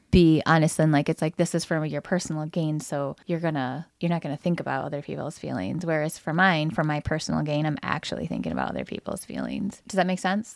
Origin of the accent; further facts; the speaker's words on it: Lansing, Michigan, United States; when I grew up in the Lansing